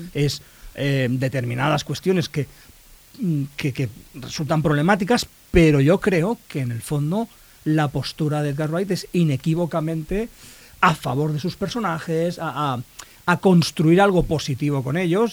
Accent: Spain; accent: Spanish from Spain; alguna palabra española, o sea, del español de España

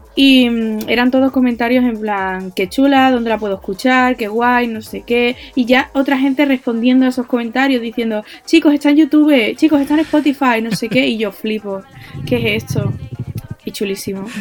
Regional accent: Andalusia, Spain; yo soy de donde soy, mi Andalucía va primero

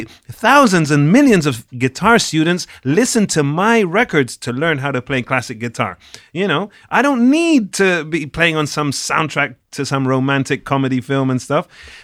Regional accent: Málaga, Andalusia, Spain; I'm from Malaga. We're kind of the same.

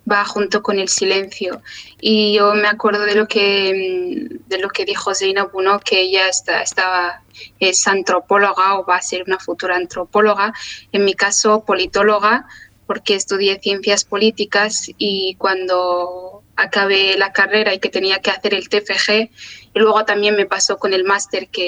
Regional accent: Western Sahara; empecé a hacerme preguntas existenciales y una de ellas era que soy saharaui y todo lo que eso conlleva es darle sentido, ¿no?

